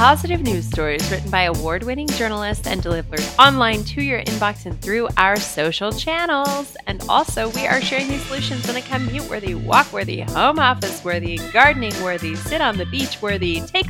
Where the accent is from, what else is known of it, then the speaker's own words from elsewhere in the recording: Los Angeles, California, United States; I grew up in the Los Angeles scene and I lived very near to the Hollywood Scientology Center